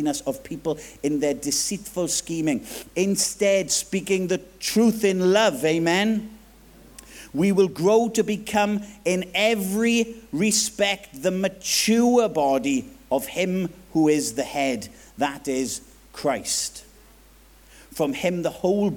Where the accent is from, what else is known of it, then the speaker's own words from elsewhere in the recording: Swansea, Wales, United Kingdom; accent: Swansea Jack; Swansea Jack lingo